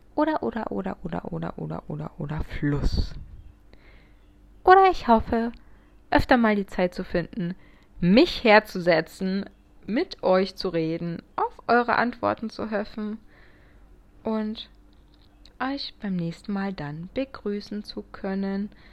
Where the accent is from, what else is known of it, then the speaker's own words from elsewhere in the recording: Munich, Bavaria, Germany; ich bin 24, ich komme aus München